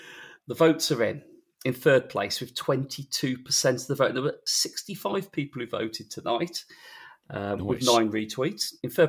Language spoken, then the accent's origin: English; Queensland, Australia; One that I spent my childhood terrified of as a Queenslander was the Gimpy Gimpy. Know your shrubs before visiting Australia, my dudes